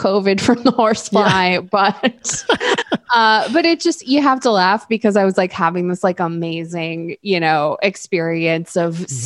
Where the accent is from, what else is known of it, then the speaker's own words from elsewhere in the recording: New York, United States; moved away as an adult; also born or lived in Vermont; this wasn't part of my childhood growing up in New York